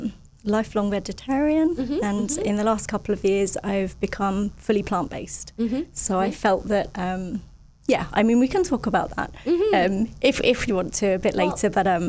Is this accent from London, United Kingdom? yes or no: no; Roxwell, East of England, United Kingdom; moved away as an adult; now in Cayman Islands; I grew up in the countryside in a tiny village outside of a town in the UK. So the little village was called Roxwell. Shout out to Roxwell. Yeah, it was a beautiful little village in the middle of nowhere.